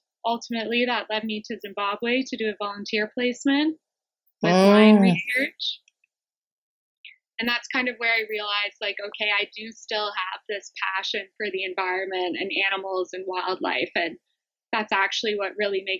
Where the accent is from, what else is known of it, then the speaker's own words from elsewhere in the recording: Ontario, Canada; also born or lived in South Africa; now in British Columbia, Canada; so I'm from Canada